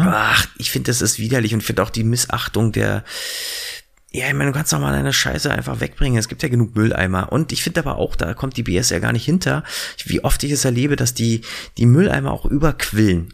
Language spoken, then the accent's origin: German; Berlin, Germany; ich bin ja in Berlin groß geworden